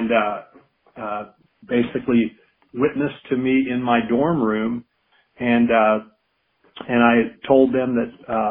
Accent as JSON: {"language": "English", "town": "Evansville", "region": "Indiana", "country": "United States", "tie": "born or raised there", "also_born_or_lived": "Madison, Kentucky / Charlotte, North Carolina", "moved": "as an adult", "said": "I served in my hometown of Evansville, Indiana"}